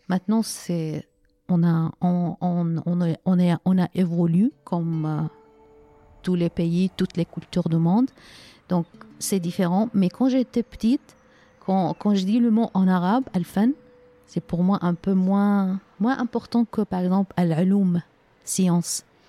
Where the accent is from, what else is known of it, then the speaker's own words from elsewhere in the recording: Aleppo, Aleppo Governorate, Syria; French is a second language; moved away as an adult; Je suis née à Alep et nous en Syrie, euh, on, euh, on ne déménage pas. on, on, est né dans une ville, on grandit dans une ville et on, fait nos études, euh, on travaille. Donc, c'était la ville où j'ai, habité, on peut dire, 45 ans dans la même ville.